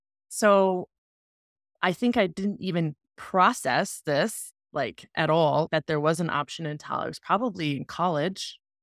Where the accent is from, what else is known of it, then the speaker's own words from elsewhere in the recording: the Bible Belt, United States; I grew up in the Bible Belt of America